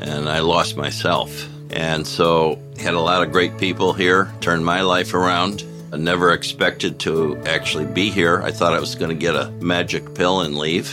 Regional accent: Rochester, New York, United States; moved away as an adult; also born or lived in New Jersey; now in Cassadaga, United States; I'm from Rochester, New York

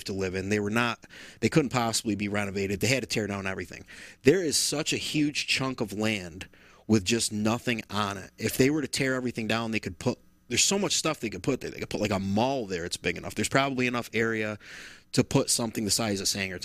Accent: Rome, New York, United States; growing up in Rome all those years

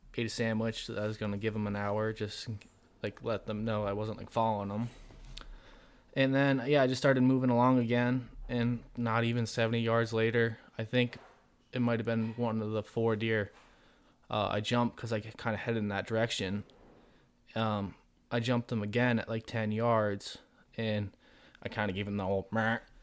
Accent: southern Vermont, United States; also born or lived in Colorado; I'm from Vermont with Isaac. We're both in southern Vermont

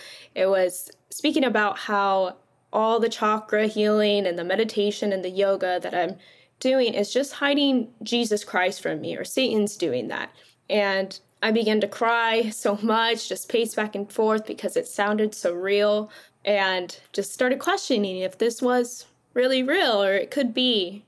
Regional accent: California, United States; I grew up in California my whole life

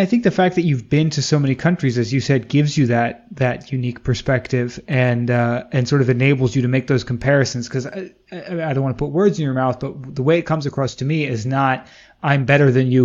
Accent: Washington, District of Columbia, United States; growing up in the East Coast, specifically in DC

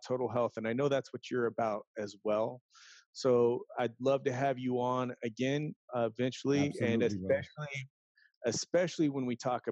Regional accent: San Diego, California, United States; also born or lived in Philippines; I grew up in the San Diego area

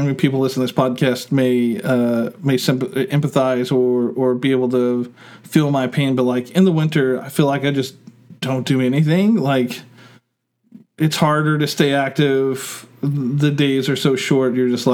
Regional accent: Oklahoma, United States

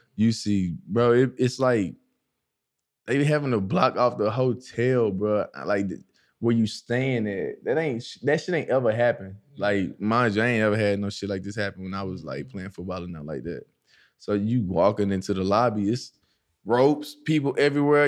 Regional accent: East Texas, United States; moved away as an adult; also born or lived in Dallas, Texas / Minnesota; now in Arizona, United States; So I had left Dallas and went to East Texas uh, for football and that's where I grew up.

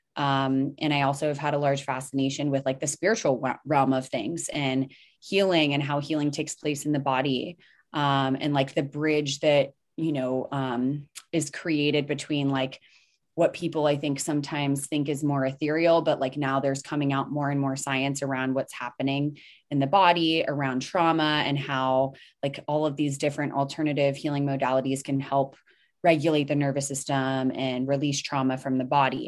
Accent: the South, United States; where I grew up here in the South

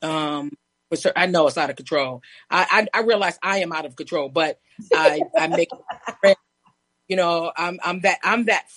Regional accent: New York, United States; I'm from New York

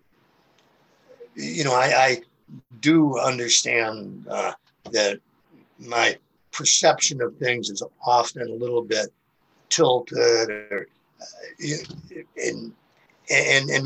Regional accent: Chicago, Illinois, United States; moved away as an adult; also born or lived in Phoenix; now in St. Louis, United States; I grew up in Chicago

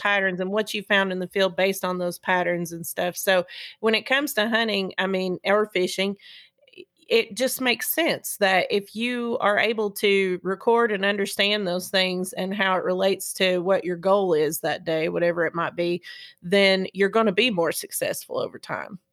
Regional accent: East Tennessee, United States; being from East Tennessee and growing up in the South

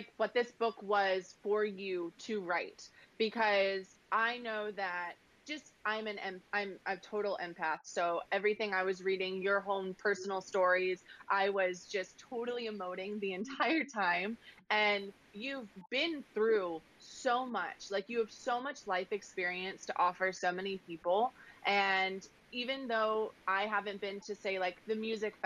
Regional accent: the South, United States; I'm from the South. I work real hard on being like the proper Southern belle.

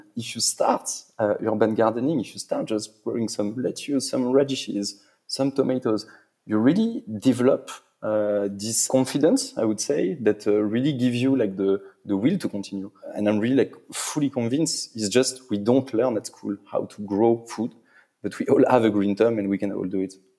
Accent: Paris, Île-de-France, France; I'm from Paris. I'm French

